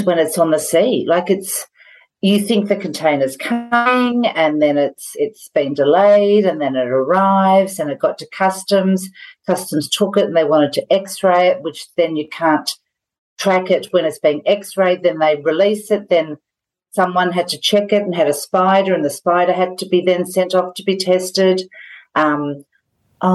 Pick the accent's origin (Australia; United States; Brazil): Australia; Tamworth, New South Wales; now in Gunnedah, Australia; I grew up in Tamworth. I've been in Gunnedah for 30 plus years.